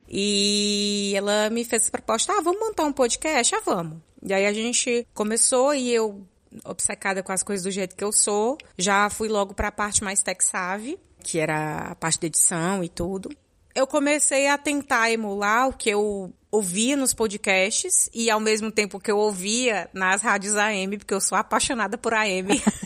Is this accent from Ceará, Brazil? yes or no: yes; Ceará, Brazil; moved away as an adult; now in Netherlands; eu sou cearense, moro na Holanda há. vai fazer quatro anos ano que vem